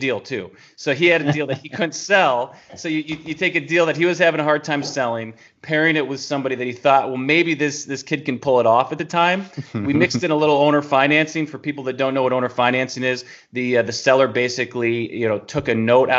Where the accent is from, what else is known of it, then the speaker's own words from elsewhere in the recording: New York, United States; moved away as an adult; now in Tennessee, United States; we're from New York, moving into Tennessee, which is in the South